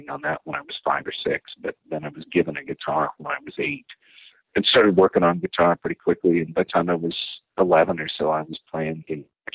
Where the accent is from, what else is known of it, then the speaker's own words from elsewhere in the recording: Rockford, Illinois, United States; I grew up in Rockford, Illinois